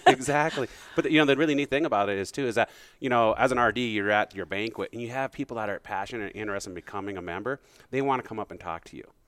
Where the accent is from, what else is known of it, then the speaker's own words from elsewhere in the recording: Bismarck, North Dakota, United States; moved away as an adult; also born or lived in Great Falls, Montana / Minneapolis / Fargo, North Dakota / Billings, Montana; I grew up in Bismarck, Mandan area